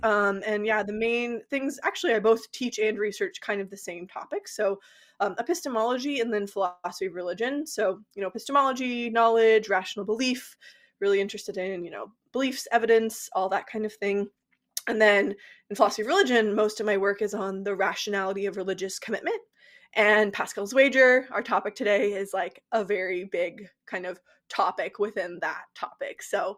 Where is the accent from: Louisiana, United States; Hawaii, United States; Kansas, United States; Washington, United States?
Kansas, United States; moved away as an adult; also born or lived in Indiana / Australia; now in Toronto, Canada; I'm from Kansas originally. I went to Kansas State for undergrad, majored in philosophy.